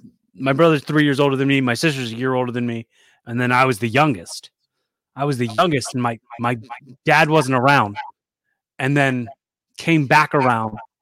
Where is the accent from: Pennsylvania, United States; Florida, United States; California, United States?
Pennsylvania, United States; Philadelphia; we grew up in Philly